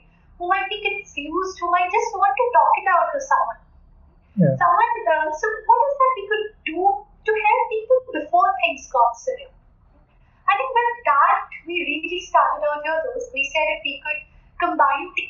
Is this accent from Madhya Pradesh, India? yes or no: yes; Bhopal, Madhya Pradesh, India; moved away as an adult; also born or lived in Guwahati; I grew up in Bhopal.